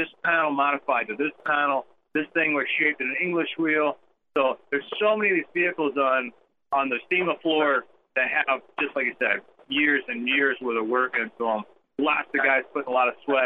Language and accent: English; Florida, United States; all my people down there in Florida, my home state